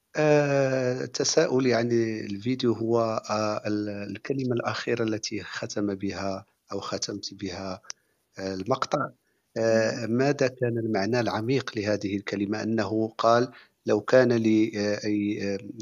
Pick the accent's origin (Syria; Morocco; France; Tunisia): Morocco; أنا من المغرب